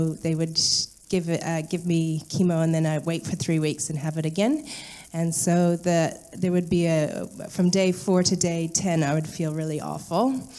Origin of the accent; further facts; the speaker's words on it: Ghana; in Ghana.